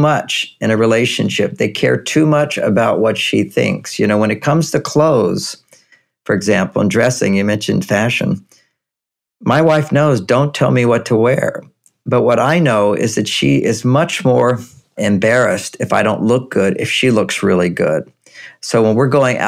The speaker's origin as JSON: {"language": "English", "region": "Texas", "country": "United States", "tie": "born or raised there", "said": "I grew up in Texas"}